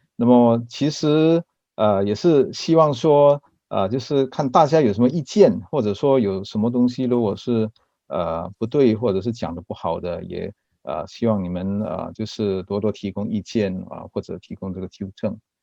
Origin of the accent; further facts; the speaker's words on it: Singapore; 我是新加坡人，那么祖籍福建南安